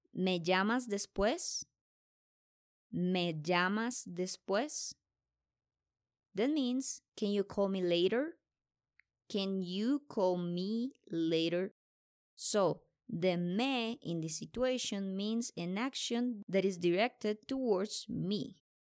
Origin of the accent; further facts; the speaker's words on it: Colombia; I'm from Colombia